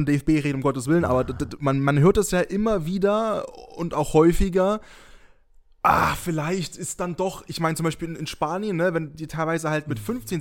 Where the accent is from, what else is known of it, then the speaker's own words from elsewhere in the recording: near Dresden, Saxony, Germany; ich bin in der Nähe von Dresden geboren und aufgewachsen